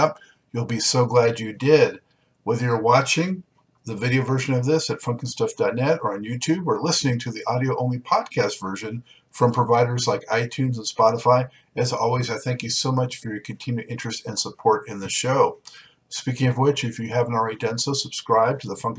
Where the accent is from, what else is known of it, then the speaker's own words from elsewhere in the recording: Los Angeles, California, United States; now in East Coast, United States; I'm from Los Angeles. And now being on the East Coast